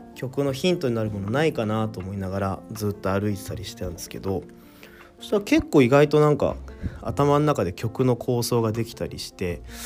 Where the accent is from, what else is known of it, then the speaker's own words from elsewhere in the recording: Kawasaki, Kanagawa, Japan; 僕川崎市というとこに住んでて出身なので